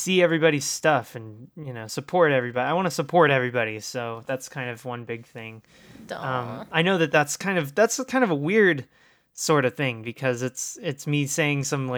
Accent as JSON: {"language": "English", "region": "Texas", "country": "United States", "tie": "born or raised there", "said": "I grew up in Texas, so, you know, and not Austin, you know, not cool Texas"}